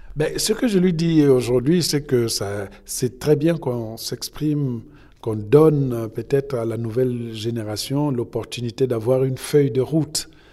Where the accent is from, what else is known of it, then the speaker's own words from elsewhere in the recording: Republic of the Congo; also born or lived in France; now in United States; je suis congolais